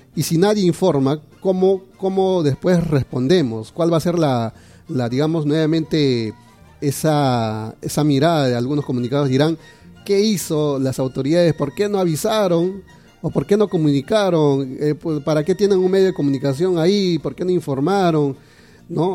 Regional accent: Peru; nosotros le respondimos, como peruanos

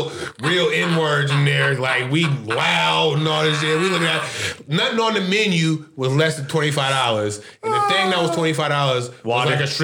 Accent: Oakland, California, United States; I was born in Oakland.

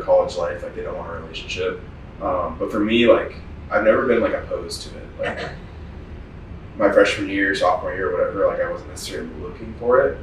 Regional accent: Arizona, United States; I was raised here in Arizona

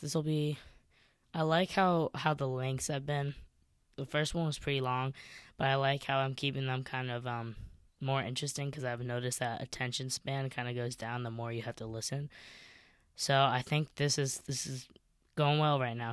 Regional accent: Chicago, Illinois, United States; growing up in Chicago

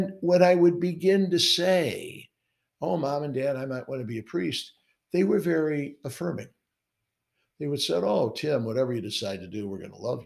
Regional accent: St. Louis, Missouri, United States; now in New York, United States; a section of St. Louis. It's my hometown called Dogtown

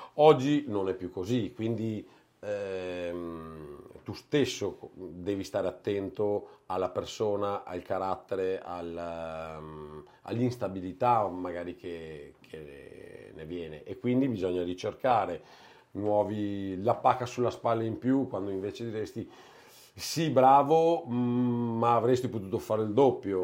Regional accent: Castelfranco Veneto, Veneto, Italy; io sono di Castelfranco, ma beh, Treviso

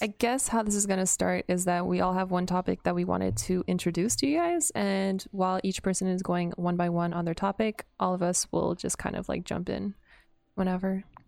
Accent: Canada; I am a Canadian baguette, but I'm half, uh, I went to English schools

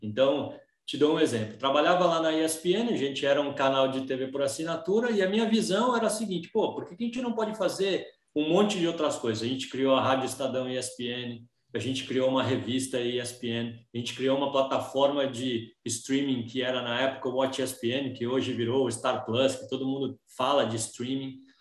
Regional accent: Brazil; A minha angústia hoje como brasileiro

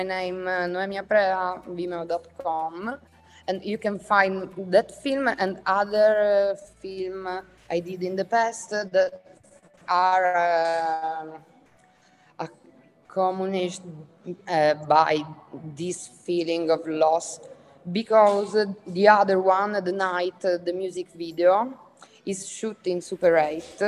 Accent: Catania, Sicily, Italy; English is a second language; I'm a Sicilian filmmaker and visual artist. I come from Catania, where I live and work

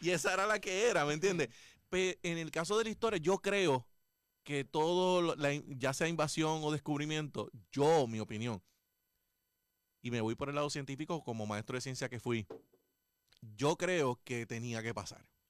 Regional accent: Juana Díaz, Puerto Rico; lo hago por mi pueblo

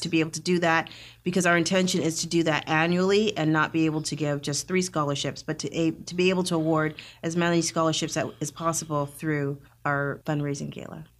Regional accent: Northern Alberta, Canada; moved away as an adult; also born or lived in Jamaica (ancestry); now in Rio Grande Valley, Texas, United States; I grew up in Northern Alberta

